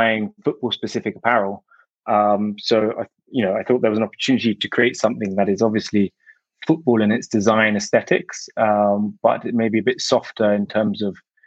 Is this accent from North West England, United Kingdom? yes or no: no; London, United Kingdom; moved away as an adult; also born or lived in New York; I was born and raised in London